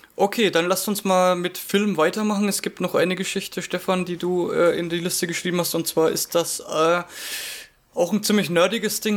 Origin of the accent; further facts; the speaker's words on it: Franconia, Bavaria, Germany; accent: Franconian; als Franke dürfte ich ja das R nicht unterschlagen